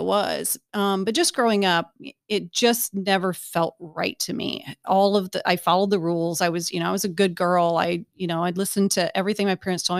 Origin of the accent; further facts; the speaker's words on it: Bryan, Ohio, United States; moved away; Bryan, Ohio. So I'm, I'm from Ohio